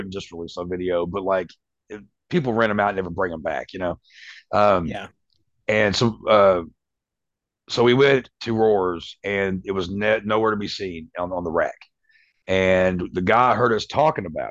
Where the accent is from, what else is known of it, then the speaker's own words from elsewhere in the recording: Winchester, Kentucky, United States; where I grew up in Winchester, Kentucky, it's a little small place